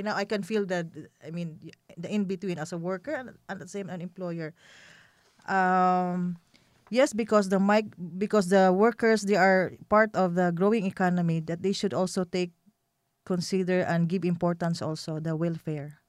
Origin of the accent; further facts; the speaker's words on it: Philippines; moved away as an adult; now in Iraq; we Filipinos